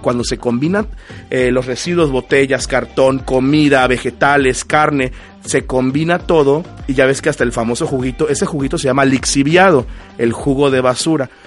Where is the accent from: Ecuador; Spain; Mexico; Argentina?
Mexico; nos unió como mexicanos